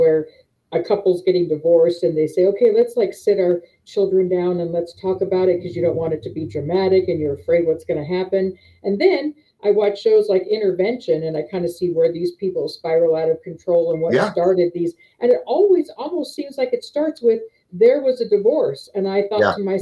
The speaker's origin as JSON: {"language": "English", "region": "Southern California", "country": "United States", "tie": "born or raised there", "also_born_or_lived": "Las Vegas, Nevada", "moved": "as an adult", "lives_now": "Pueblo, United States", "said": "I was born and raised in California"}